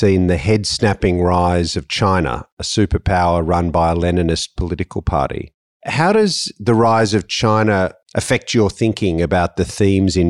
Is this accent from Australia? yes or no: yes; Australia; as an Australian